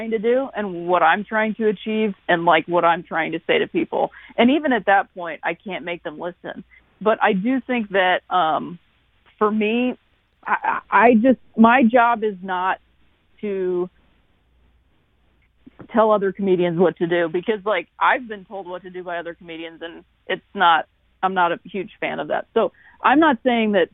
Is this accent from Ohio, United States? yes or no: yes; Akron, Ohio, United States; also born or lived in Chicago; now in St. Louis, United States; I'm from Akron, Ohio, and that's, you know, northeastern Ohio